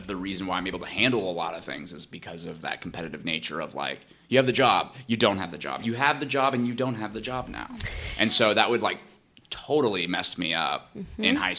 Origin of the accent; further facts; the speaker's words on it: Danville, California, United States; moved away as an adult; now in Los Angeles, United States; I'm from Northern California, so okay. I'm in the East Bay. This was okay. In a small town Danville